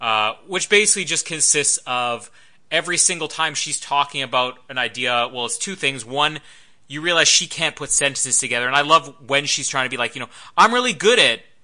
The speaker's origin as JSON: {"language": "English", "country": "Canada", "said": "I'm Canadian"}